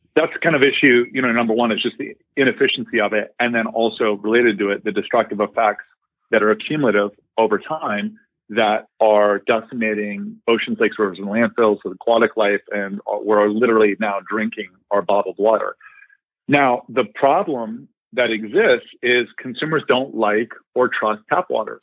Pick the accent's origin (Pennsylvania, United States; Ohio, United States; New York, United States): Ohio, United States; Columbus; moved away; also born or lived in Indiana; I am a Midwesterner, grew up in Columbus, Ohio